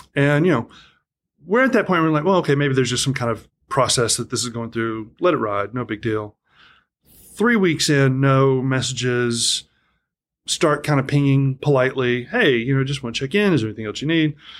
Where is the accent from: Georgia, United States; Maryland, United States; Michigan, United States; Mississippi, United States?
Georgia, United States; Atlanta; moved away as an adult; also born or lived in Tennessee; a lot of my growing up period was split between, um, largely Atlanta, Georgia, and then my dad was in the military, so wherever, wherever dad was, I would